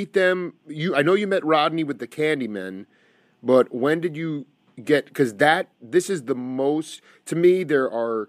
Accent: Stony Brook, New York, United States; the closest venue was actually my hometown of Stony Brook, New York.

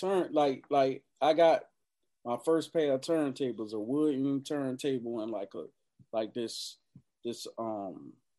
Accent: Norfolk, Virginia, United States; I'm from the park. I'm from Moulton Park, Norfolk.

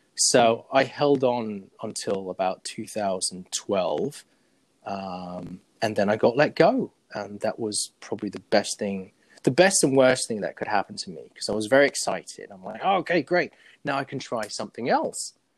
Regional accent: Zurich, Switzerland; moved away as an adult; also born or lived in England; now in United States; we moved to Zurich, Switzerland, and uh, I had to learn German and Swiss German. And that's where I essentially grew up

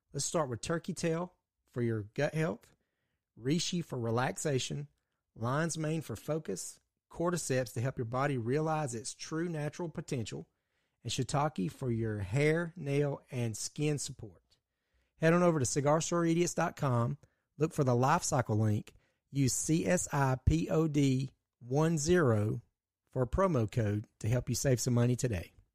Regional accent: Georgia, United States; we are from Ju-, the state of, great state of Georgia

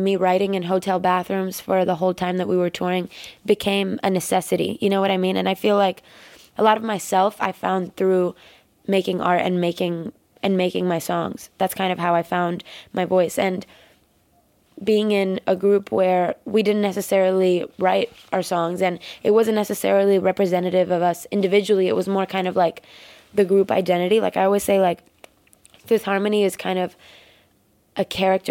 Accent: Miami, Florida, United States; also born or lived in Cuba; I came from Miami, like completely Cuban family. Like, we immigrated from Cuba when I was like 6 years old

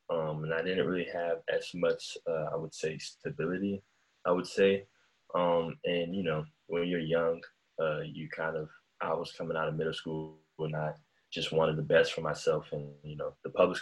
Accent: Germantown, Maryland, United States; also born or lived in Bronx, New York; Then I moved to Maryland, Germantown, Maryland, and that's where I was raised.

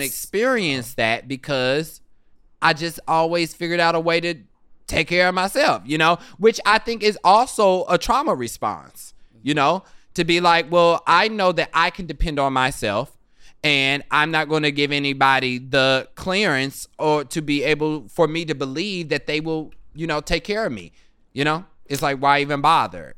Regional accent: Kansas City, Kansas, United States; accent: Kansas; moved away; growing up in Kansas City

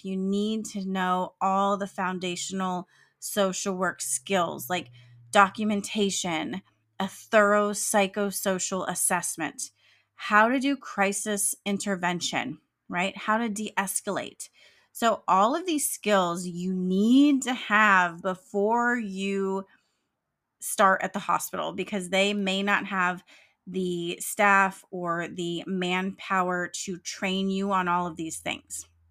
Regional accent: California, United States; I'm proud of my home state of California

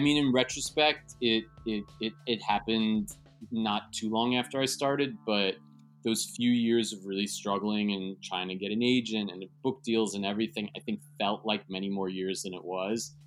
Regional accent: New York City, New York, United States; born and raised in New York City and I live in Midtown

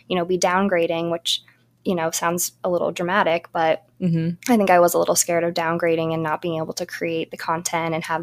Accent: New Jersey, United States; moved away as an adult; also born or lived in Brooklyn, New York; I grew up in New Jersey

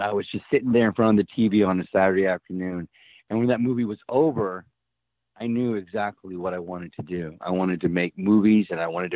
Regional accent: Helotes, Texas, United States; I grew up in Helotes, Texas

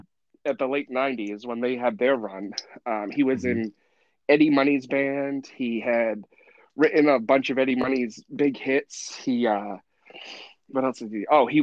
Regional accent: Massachusetts, United States; growing up in Massachusetts

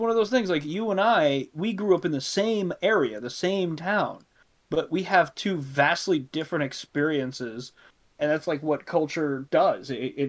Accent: Brownwood, Texas, United States; born or raised there

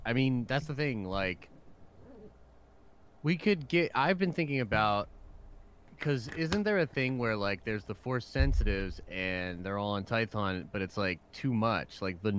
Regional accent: United States; Look, I'm American.

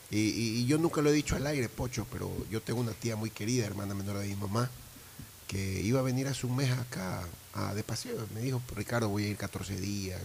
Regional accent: Ecuador; como ecuatoriano, como ciudadano

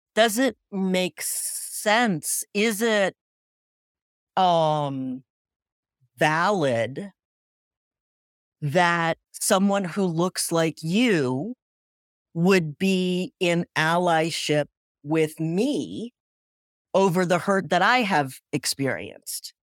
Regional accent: Cambridge, Massachusetts, United States; I grew up in Cambridge, Massachusetts

